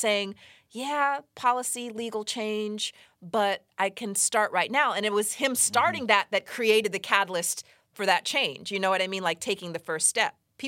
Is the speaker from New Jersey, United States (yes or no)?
no; Los Angeles, California, United States; So, you know, I grew up partly here in Los Angeles.